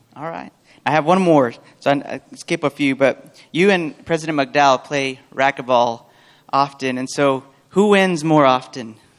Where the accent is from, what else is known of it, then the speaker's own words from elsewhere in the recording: Portales, New Mexico, United States; I'm also from Portales, New Mexico